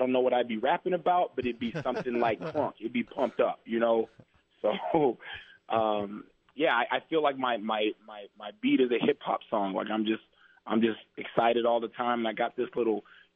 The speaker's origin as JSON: {"language": "English", "town": "Roswell", "region": "New Mexico", "country": "United States", "tie": "born or raised there"}